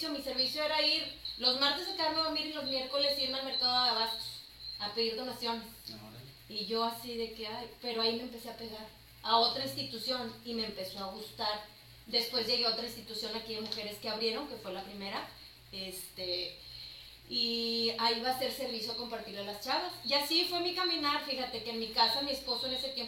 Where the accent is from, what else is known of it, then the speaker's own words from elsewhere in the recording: Chihuahua, Mexico; now in Monterrey, Mexico; Sí, de hecho era de, Chihuahua.